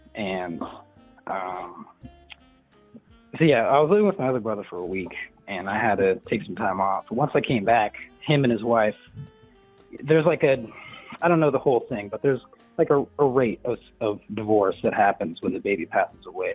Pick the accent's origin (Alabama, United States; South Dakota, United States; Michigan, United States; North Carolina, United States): South Dakota, United States; moved away; I'm originally from South Dakota. I was born on the reservation as a little uh, Native American boy